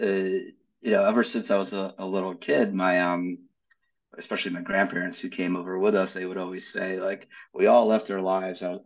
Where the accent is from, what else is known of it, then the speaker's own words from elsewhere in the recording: Philadelphia, Pennsylvania, United States; also born or lived in Ukraine / New York / Atlanta; We grew up in Philadelphia, and I was living in New York